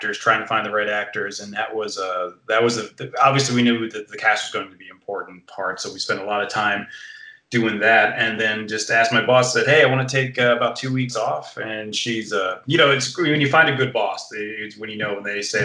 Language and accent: English; Scranton, Pennsylvania, United States; moved away; also born or lived in New York City; I'm originally from Scranton, Pennsylvania.